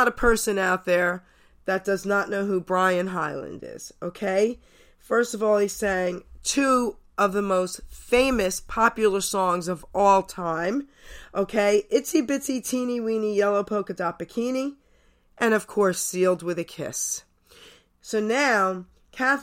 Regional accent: New York, United States; moved away; also born or lived in New Jersey; I was from New York, then moved to New Jersey.

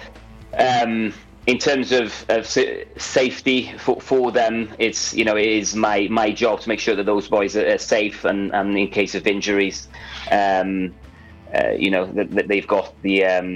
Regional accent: Portugal; now in Pembrokeshire, United Kingdom; I'm actually originally from Portugal. I've been in Wales, Pembrokeshire, since 2004.

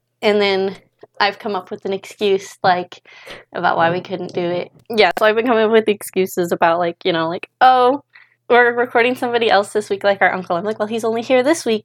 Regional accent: Idaho, United States; moved away as an adult; also born or lived in Spokane, Washington; we're from Idaho, kind of like the central part, like east of stuff Lewiston. We kind of just grew up along the Clearwater River

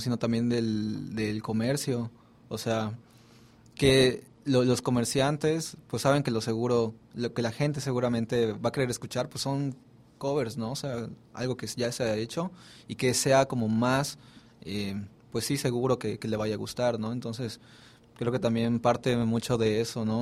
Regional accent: Mérida, Yucatán, Mexico; yo soy de Mérida

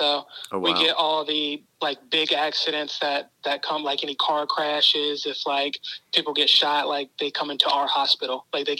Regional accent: Portsmouth, Virginia, United States; I'm from Portsmouth, Virginia.

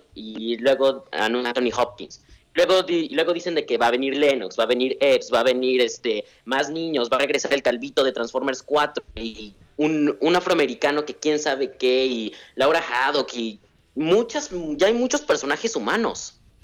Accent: Mexico City, Mexico; De, también de CDMX

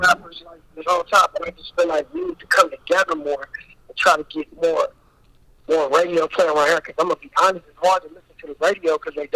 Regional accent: Richmond, California, United States; I'm from Richmond, California

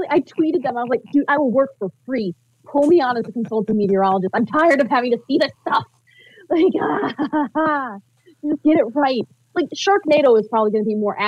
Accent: Battle Creek, Michigan, United States; I'm from Battle Creek

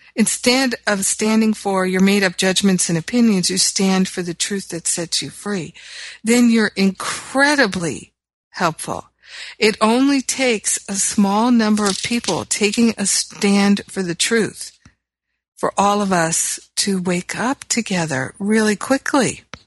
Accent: Los Angeles, California, United States; my hometown of Los Angeles

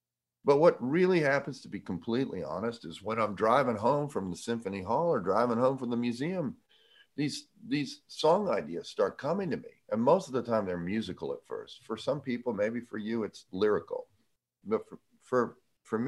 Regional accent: Jacksonville, Florida, United States; I'm from Jacksonville.

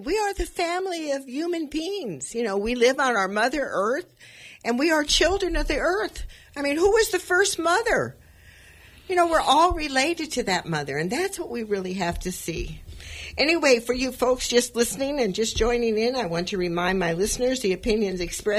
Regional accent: Los Angeles, California, United States; now in Sonoma County, United States; I was born in East L.A.

